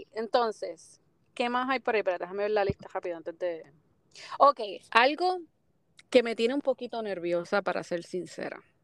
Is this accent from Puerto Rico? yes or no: yes; Puerto Rico; como todo puertorriqueño